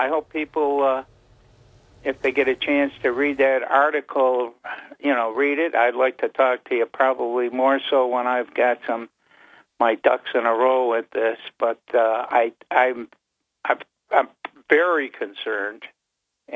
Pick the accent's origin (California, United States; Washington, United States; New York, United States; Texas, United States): New York, United States; Utica; now in Binghamton, United States; I'm originally from Utica